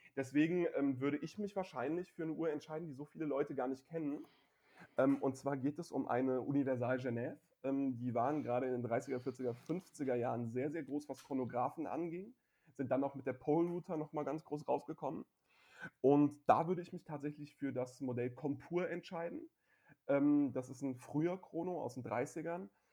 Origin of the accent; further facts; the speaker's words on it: Frankfurt, Hesse, Germany; dass ich als Frankfurter und sogar ähm, Höchster bzw. Sossenheimer ähm, nicht nur aus der Stadt, sondern sogar aus dem Stadtteil komme